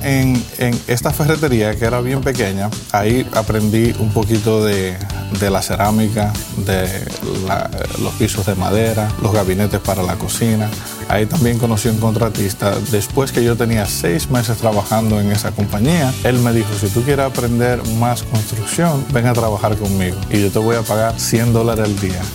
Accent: Dominican Republic; moved away as an adult; also born or lived in Michigan / Florida; now in United States; En la República Dominicana, que es de donde yo soy

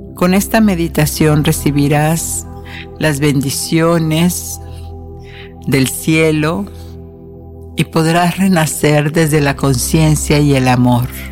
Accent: northern Mexico, Mexico; now in United States; yo que soy del norte de México

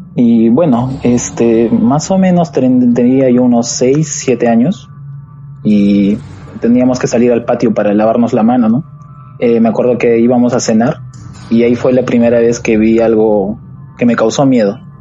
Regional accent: Huancayo, Junín, Peru; now in Lima, Peru; yo soy de la provincia de Huancayo, departamento de Huancayo, este Junín. Pero ahorita actualmente estoy radicando en la capital, en Lima

